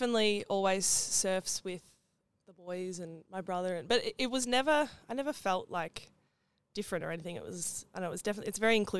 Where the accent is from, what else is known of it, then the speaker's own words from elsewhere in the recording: Mount Martha, Victoria, Australia; I grew up down on the Mornington Peninsula, down in Mount Martha.